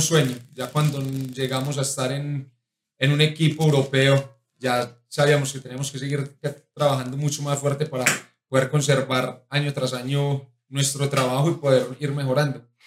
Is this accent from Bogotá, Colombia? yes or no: no; La Ceja, Antioquia, Colombia; moved away; also born or lived in United Arab Emirates; me gusta mi tierra, me gusta Colombia